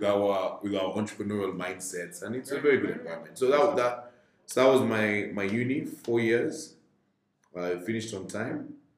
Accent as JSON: {"language": "English", "country": "Kenya", "tie": "born or raised there"}